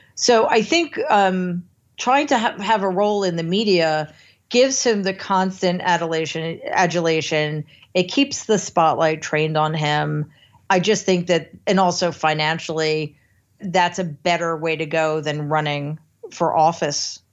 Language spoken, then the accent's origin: English; United States; as an American